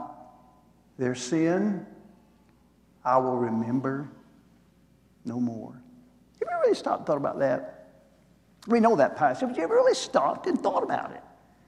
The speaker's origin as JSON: {"language": "English", "town": "Green Hill", "region": "Alabama", "country": "United States", "tie": "born or raised there", "said": "I grew up over in the Florence area, up in Green Hill"}